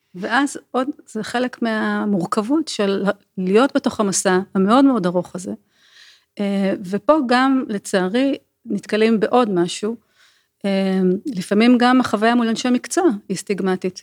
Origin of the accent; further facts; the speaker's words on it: Israel; אנחנו ישראלים